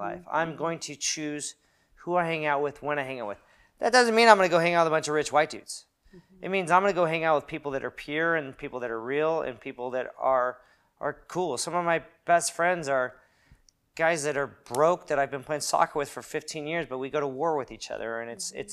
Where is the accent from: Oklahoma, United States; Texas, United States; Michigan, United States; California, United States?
California, United States; Newport Beach; moved away as an adult; now in Long Beach, United States; I grew up in Newport Beach, which is really whitewashed